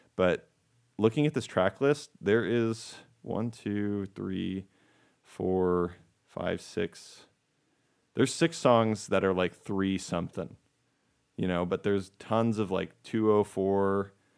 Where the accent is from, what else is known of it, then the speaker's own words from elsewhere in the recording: United States; I am American, not Canadian